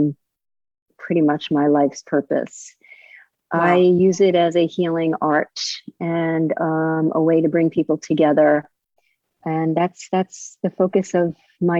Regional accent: New York, United States; now in Delray Beach, United States; I grew up in New York

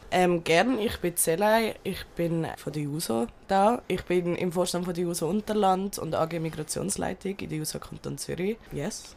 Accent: Turkey; Ich bin selber aus der Türkei, Bazarcık und Antep

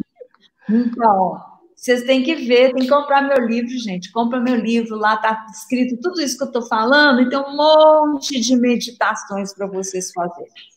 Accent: Minas Gerais, Brazil; accent: mineirinho; vocês devem estar sentindo meu, meu sotaque mineirinho

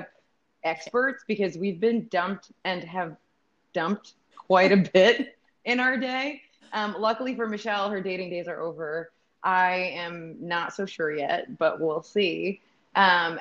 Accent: New Jersey, United States; moved away as an adult; now in California, United States; I'm born and raised in New Jersey, spent 28 years of my life there, and have recently moved out to California 2 years ago

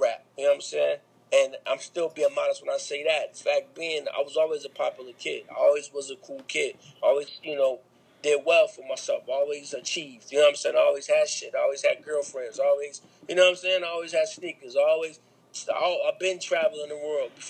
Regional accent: Grand Rapids, Michigan, United States; moved away; I'm from Grand Rapids

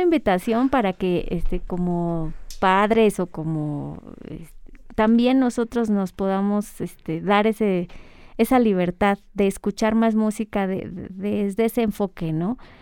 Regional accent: Ecatepec, State of Mexico, Mexico; now in Toluca, Mexico; me crié en, en Ecatepec y luego ya mucho tiempo aquí, en Toluca

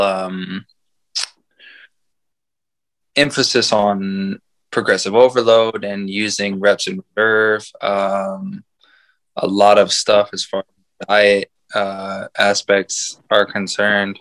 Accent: San Antonio, Texas, United States; I am from San Antonio, Texas. I have lived in Texas pretty much my whole life

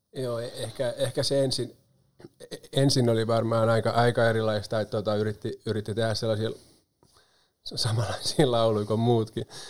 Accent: Pori, Satakunta, Finland; also born or lived in Espoo; mä oon syntynyt itse asiassa Espoon Matinkylässä, mutta se oli sellainen visiitti siellä, kun isä opiskeli siellä silloin, että juuret on syvällä Porissa ja pian palattiin Pori takaisin

